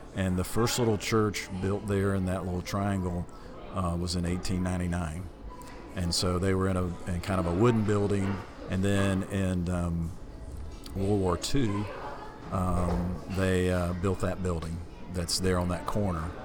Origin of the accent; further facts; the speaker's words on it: Atlanta, Georgia, United States; also born or lived in Hartwell, Georgia; Grew up in Atlanta most of my life. Okay. I was born in Hartwell, Georgia, a little little town on the border coming toward South Carolina. But my dad moved there when I was about a year old uh, to Atlanta